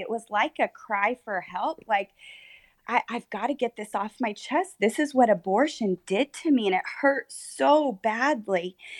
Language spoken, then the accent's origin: English; Texas, United States; born or raised there; also born or lived in Oklahoma